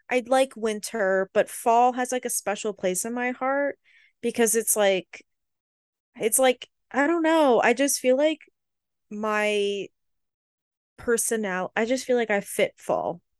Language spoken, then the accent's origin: English; Florida, United States; I'm from Florida